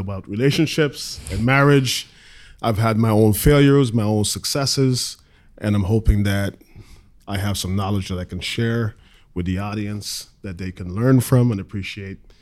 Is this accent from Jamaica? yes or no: no; St. Lucia; also born or lived in Guyana / Southern Tier, New York; now in New York, United States; I was born in Guyana, in South America. Grew up in Saint Lucia, different islands.